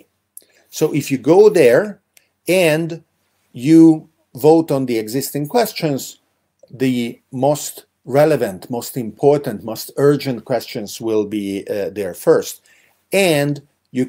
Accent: Hungary; I grew up in Hungary

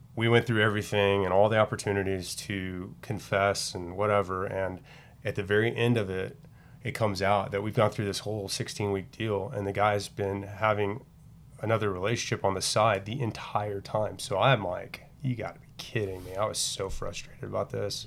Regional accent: Dallas, Texas, United States; I grew up in the Dallas area

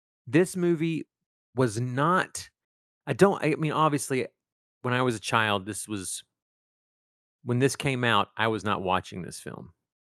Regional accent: East Texas, United States; Well, I grew up in East Texas

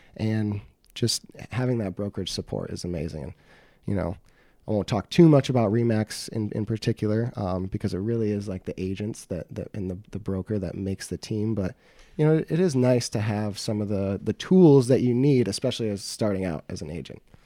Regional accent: Beloit, Wisconsin, United States; I was born and raised in Beloit

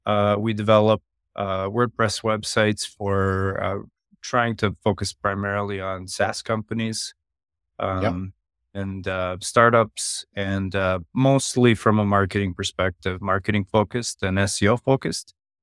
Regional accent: Serbia; now in Calgary, Canada; I'm from western part of Canada, a city called Calgary. I've lived here since the 90s. Originally, I'm from Europe, from Serbia.

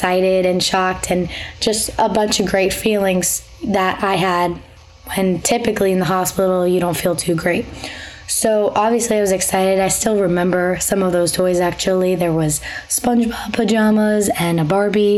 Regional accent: Long Island, New York, United States; also born or lived in Connecticut; I'm from Long Island, but I go to school at Quinnipiac University in Connecticut.

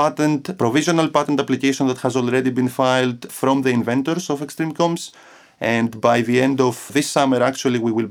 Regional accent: Athens, Attica, Greece; moved away as an adult; also born or lived in Crete, Greece / Buffalo, New York, United States; I was born in Athens, Greece, in 1986

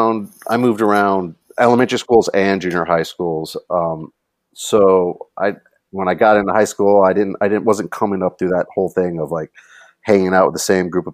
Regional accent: Los Angeles, California, United States; I am from LA. I was born and raised. Where did you grow up? I grew up in West Los Angeles area.

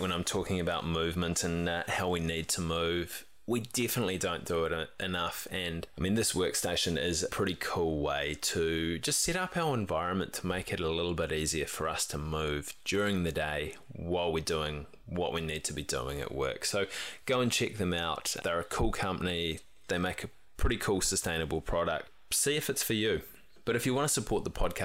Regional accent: New Zealand; as youngish Kiwi males

